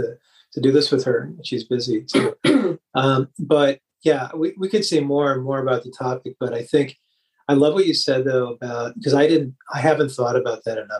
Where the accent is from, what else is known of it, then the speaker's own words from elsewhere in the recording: Detroit, Michigan, United States; I grew up in Detroit